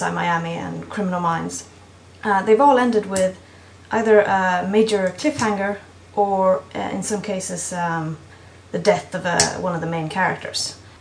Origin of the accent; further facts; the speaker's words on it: Sweden; from Sweden